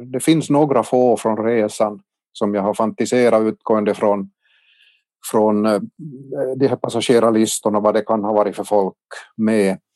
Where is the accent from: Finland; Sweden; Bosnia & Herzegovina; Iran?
Finland; Kortjärvi, Ostrobothnia; now in Vaasa, Finland; min hemby Kortjärvi i Tärjärs socken